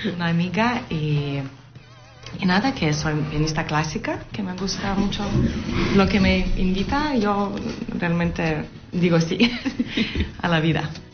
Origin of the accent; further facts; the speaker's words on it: Lithuania; now in Valencia, Spain; yo soy de Lituania